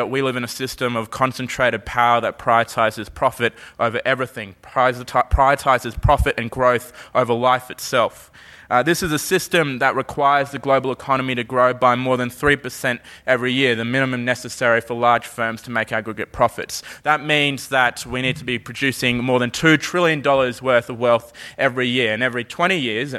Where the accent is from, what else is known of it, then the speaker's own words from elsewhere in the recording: Brisbane, Queensland, Australia; when I say, you know, Brisbane